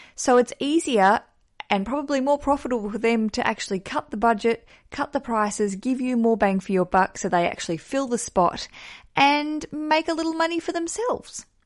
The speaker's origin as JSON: {"language": "English", "region": "Tasmania", "country": "Australia", "tie": "born or raised there", "also_born_or_lived": "Melbourne", "moved": "yes", "said": "I grew up in Tasmania"}